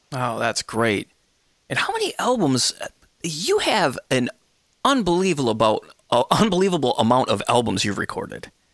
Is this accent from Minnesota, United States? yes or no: no; Michigan, United States; my home state, Michigan